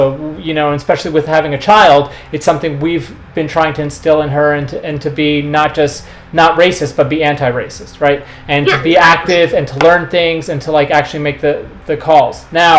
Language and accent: English; New York, United States; when I came here from New York surf-wise, like, it was really disturbing to me because I didn't understand it. Like I grew up in a very mixed environment.